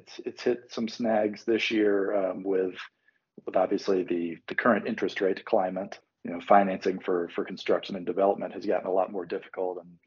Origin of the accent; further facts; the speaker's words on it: Birmingham, Alabama, United States; now in Atlanta, United States; growing up in Birmingham.